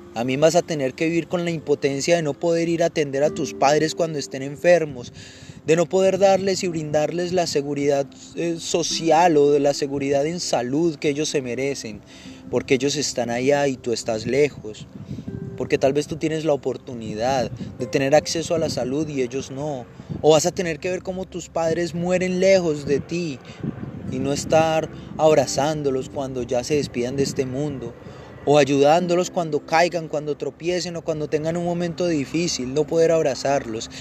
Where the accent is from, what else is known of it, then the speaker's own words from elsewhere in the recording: Colombia; moved away as an adult; now in United States; vivir en Estados Unidos, lejos de mi tierra